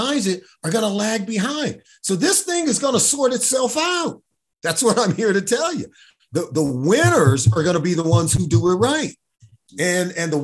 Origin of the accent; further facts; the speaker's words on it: Los Angeles, California, United States; I grew up in Los Angeles, California